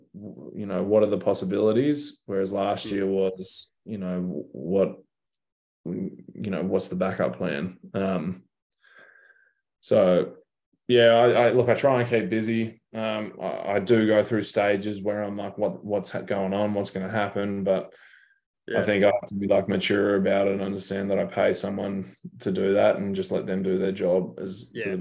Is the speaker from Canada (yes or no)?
no; Australia; moved away as an adult; now in United States; I'm an Aussie in America